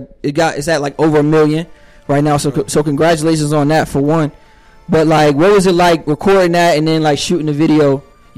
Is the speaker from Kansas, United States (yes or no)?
no; New Jersey, United States; now in Atlanta, United States; growing up, like, in Jersey